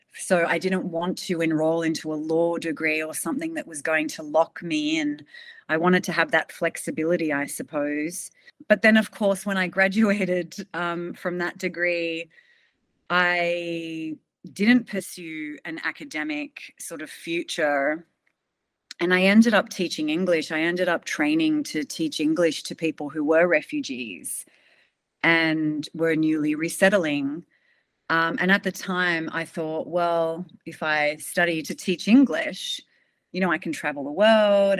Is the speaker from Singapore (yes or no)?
no; Sydney, New South Wales, Australia; I was born in Sydney. I've sort of lived here most of my life, actually.